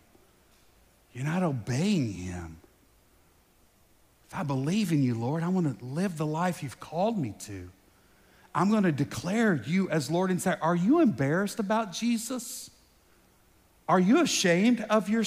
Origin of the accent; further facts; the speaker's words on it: United States; American because I live here, right? I was born here